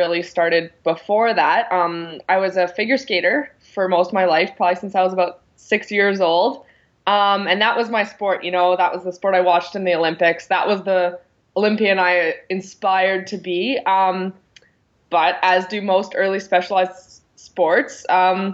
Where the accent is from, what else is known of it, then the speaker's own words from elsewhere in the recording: Calgary, Alberta, Canada; I ended up going to university here in Calgary, my hometown in Canada.